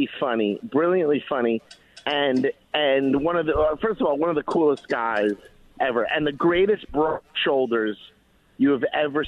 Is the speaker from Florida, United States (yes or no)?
yes; Miami, Florida, United States; the Sofer family, who I grew up with in Miami